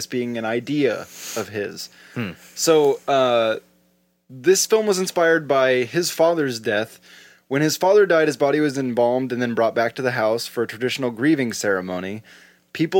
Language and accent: English; Oregon, United States; we're from Oregon